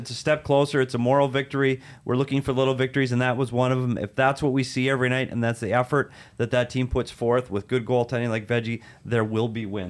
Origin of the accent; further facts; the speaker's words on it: Bemidji, Minnesota, United States; picture was of my hometown in Bemidji, Minnesota, where we have a big statue of Paul Bunyan and Babe the Blue Ox.